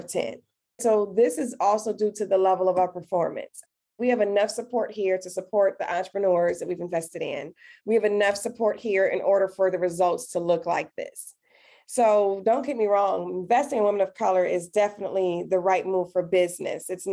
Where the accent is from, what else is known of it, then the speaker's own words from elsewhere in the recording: Detroit, Michigan, United States; I'm born and raised in Detroit, Michigan